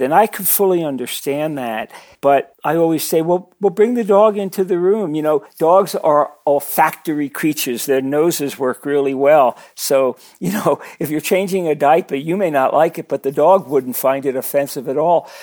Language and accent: English; New York City, New York, United States; I grew up in Brooklyn